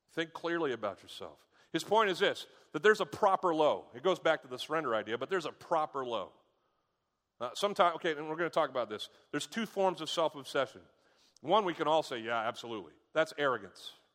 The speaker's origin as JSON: {"language": "English", "country": "United States", "said": "I'm an American."}